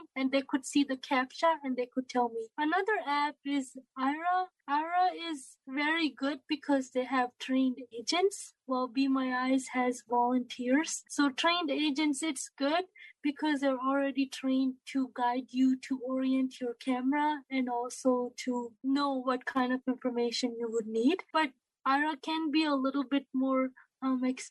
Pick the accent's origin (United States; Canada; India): India; I am from India